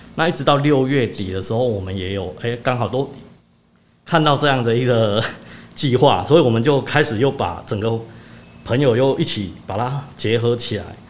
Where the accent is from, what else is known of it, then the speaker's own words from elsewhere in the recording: Jiadong, Pingtung County, Taiwan; 我虽然是家中在地人，但是其实我长期在屏东